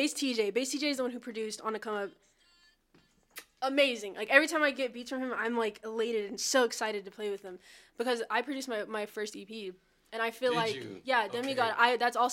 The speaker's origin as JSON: {"language": "English", "region": "Texas", "country": "United States", "said": "Because I'm from Texas, so, you know, I mean, I don't know."}